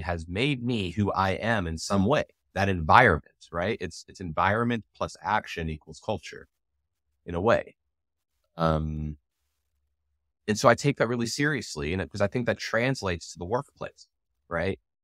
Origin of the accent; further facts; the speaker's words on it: United States; I'm also South African. I'm born in America. I'm an American. I have a U S passport. I was born with one. But my parents are South African